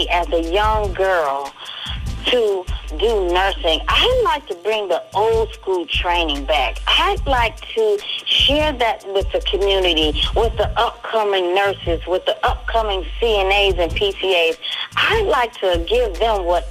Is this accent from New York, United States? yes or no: yes; Buffalo, New York, United States; I'm originally from Buffalo, New York